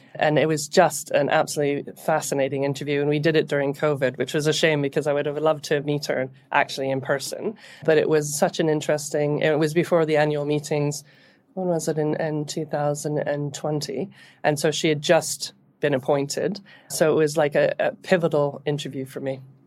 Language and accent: English; Canada; moved away as an adult; now in United Kingdom; So I'm Canadian, And I came to the U K in the, in the early two thousands